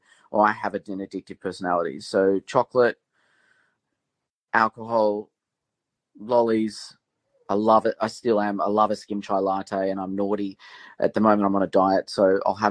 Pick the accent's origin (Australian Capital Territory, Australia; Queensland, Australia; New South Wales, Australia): Australian Capital Territory, Australia; Canberra; I grew up in Canberra, a very sort of working class family.